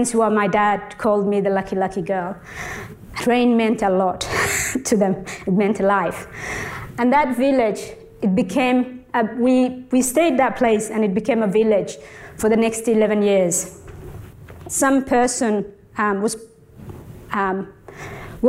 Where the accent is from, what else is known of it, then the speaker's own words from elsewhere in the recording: Somalia; now in Australia; born in Somalia near the border with Ethiopia.